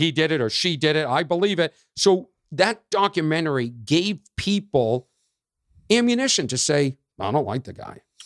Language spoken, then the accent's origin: English; Boston, Massachusetts, United States; we're both from Boston